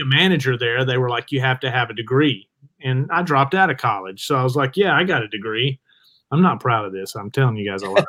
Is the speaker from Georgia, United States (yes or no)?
no; Jasper, Alabama, United States; I'm from Jasper, Alabama